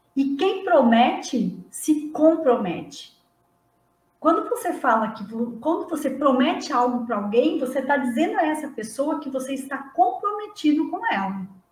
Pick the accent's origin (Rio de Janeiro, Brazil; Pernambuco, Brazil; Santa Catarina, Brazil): Santa Catarina, Brazil; Não sou gaúcha, eu sou de Santa Catarina mas está ali pertinho